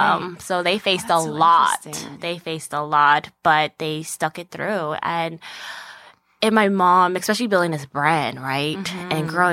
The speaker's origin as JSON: {"language": "English", "region": "Arizona", "country": "United States", "tie": "born or raised there", "also_born_or_lived": "Phoenix, Arizona", "said": "And I grew up on the reservation."}